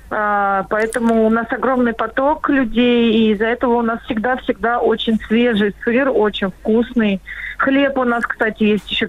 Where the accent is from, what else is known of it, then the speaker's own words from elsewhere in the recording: Moscow, Russia; moved away as an adult; now in Tula Oblast, Russia; Мы вообще москвичи. Мы, мы вообще коренные москвичи. Мы переехали в деревню